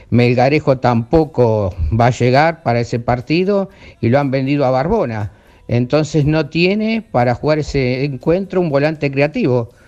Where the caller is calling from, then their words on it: Carapachay, Buenos Aires Province, Argentina; Buenas noches muchachos … de Carapachay.